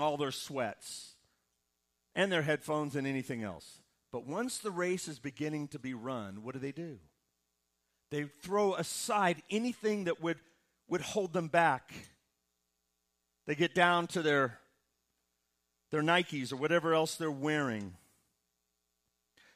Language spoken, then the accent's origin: English; Midwest, United States; Growing up in the Midwest